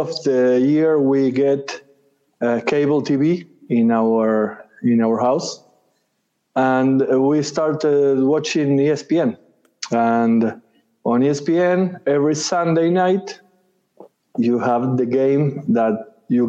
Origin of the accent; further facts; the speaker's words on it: Uruguay; I am from Uruguay. I've lived here since I was born